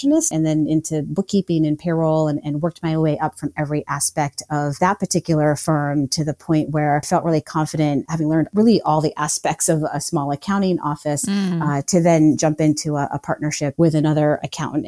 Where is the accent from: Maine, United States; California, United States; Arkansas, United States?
Maine, United States; moved away as an adult; also born or lived in Colorado; I moved back to my home state of Maine